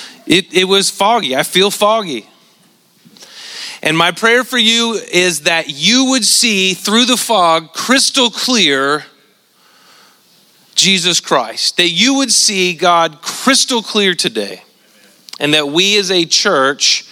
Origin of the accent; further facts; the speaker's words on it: Central Valley of California, United States; moved away; Where I grew up in the Central Valley of California